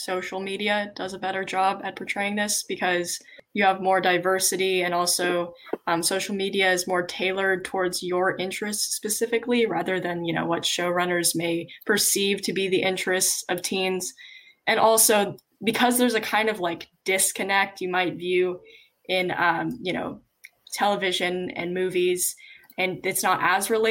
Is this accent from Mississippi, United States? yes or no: no; Los Angeles, California, United States; I'm from Los Angeles